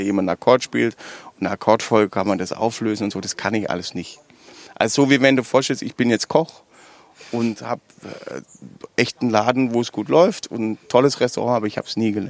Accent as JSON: {"language": "German", "region": "Baden-Württemberg", "country": "Germany", "accent": "Swabian", "said": "spreche ich sofort Schwäbisch und dann sind die, dann ist auch schon alles geklärt. Ne? Du darfst bei uns in Baden-Württemberg darfst du nicht auf die Bühne gehen und Hochdeutsch sprechen."}